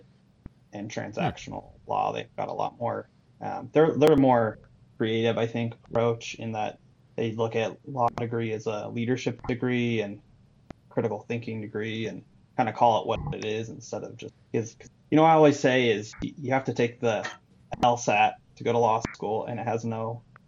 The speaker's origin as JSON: {"language": "English", "town": "Salt Lake City", "region": "Utah", "country": "United States", "moved": "as an adult", "lives_now": "Las Vegas, United States", "said": "I myself am a transplant from Salt Lake City, Utah. And I've been here for about 4 years"}